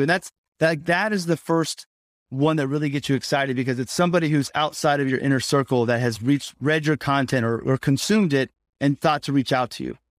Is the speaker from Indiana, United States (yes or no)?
yes; Indianapolis, Indiana, United States; I grew up in Indianapolis